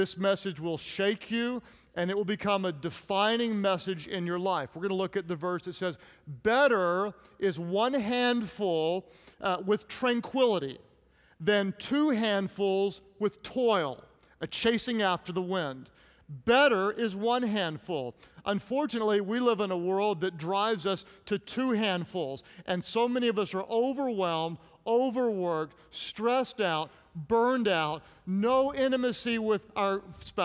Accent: Oklahoma, United States; I'm from Oklahoma

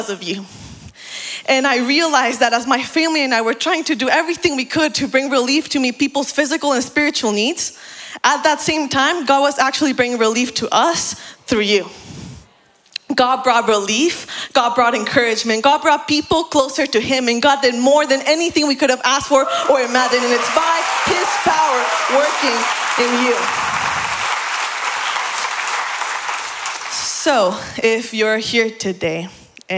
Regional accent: Mexico; moved away; also born or lived in Puebla, Mexico / Oaxaca, Mexico; the church I grew up in back in Mexico. In 2017, my family and I were living in a city called Puebla

